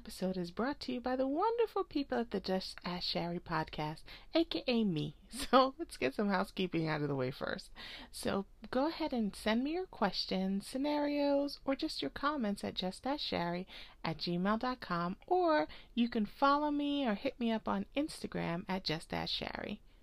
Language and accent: English; Jamaica; I'm Jamaican.